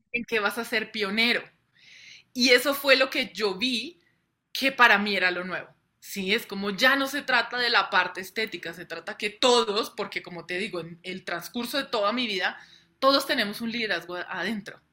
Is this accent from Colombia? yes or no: yes; Colombia; yo soy nacida, criada en Colombia